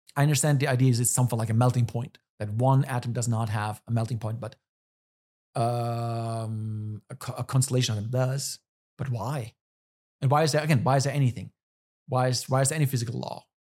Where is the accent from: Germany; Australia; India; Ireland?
Germany; moved away as an adult; now in United States; I'm from Germany.